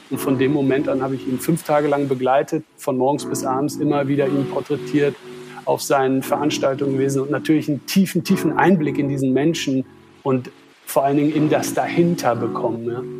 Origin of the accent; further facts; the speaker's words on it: Wesel, North Rhine-Westphalia, Germany; ich komme aus Nordrhein-Westfalen, aus einer kleinen Stadt namens Wesel. Dort bin ich aufgewachsen